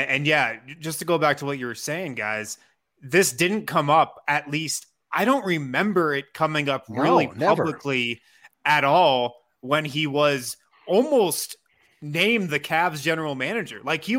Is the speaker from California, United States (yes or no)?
no; Colorado, United States; I grew up in Colorado